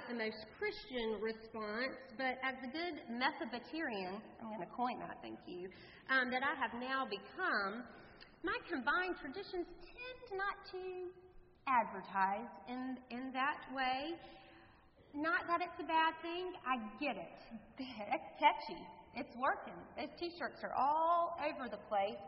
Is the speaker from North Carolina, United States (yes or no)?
yes; North Carolina, United States; I was raised in the Presbyterian Church, a small Presbyterian church in North Carolina.